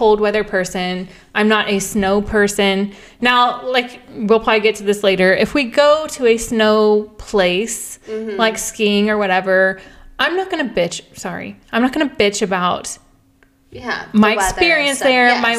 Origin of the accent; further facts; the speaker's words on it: Houston, Texas, United States; also born or lived in Dallas; I grew up in Houston, which is more south